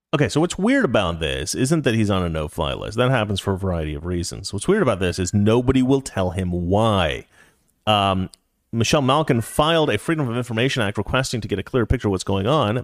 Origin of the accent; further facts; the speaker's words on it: Oregon, United States; moved away; I live in the city, but I'm actually from Oregon